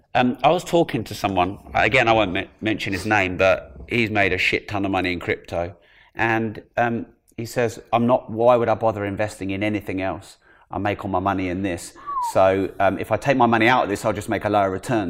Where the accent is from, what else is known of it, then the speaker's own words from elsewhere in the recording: United Kingdom; as a Brit